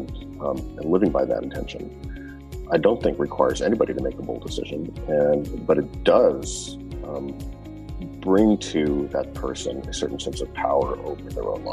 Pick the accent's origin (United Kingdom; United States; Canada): Canada; I grew up in Canada